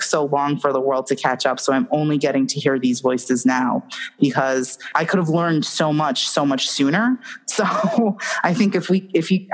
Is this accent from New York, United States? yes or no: yes; New York, United States; I'm from New York